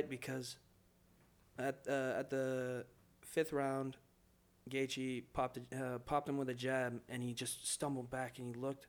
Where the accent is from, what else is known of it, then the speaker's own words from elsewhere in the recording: Ireland; Obviously, I'm an Irish boy.